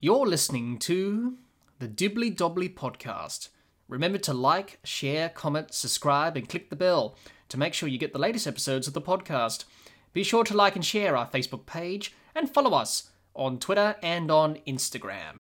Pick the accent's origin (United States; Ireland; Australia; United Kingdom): Australia